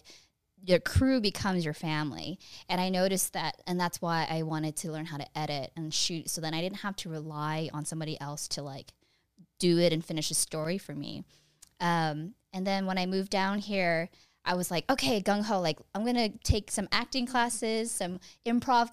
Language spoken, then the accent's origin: English; Fremont, California, United States; moved away as an adult; now in Los Angeles, United States; The same place as …, Fremont, California. It's my hometown.